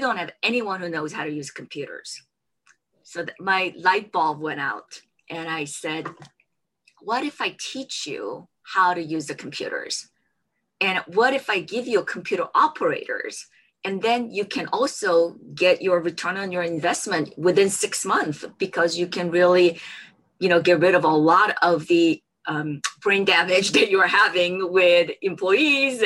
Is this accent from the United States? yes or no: no; South Korea; moved away; I grew up in South Korea